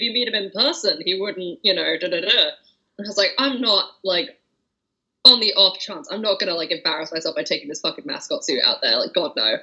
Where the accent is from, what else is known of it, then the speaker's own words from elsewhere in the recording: England, United Kingdom; I'm from England